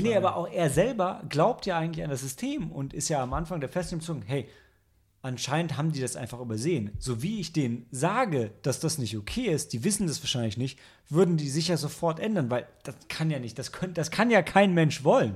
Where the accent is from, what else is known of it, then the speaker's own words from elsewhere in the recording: Germany; als Deutscher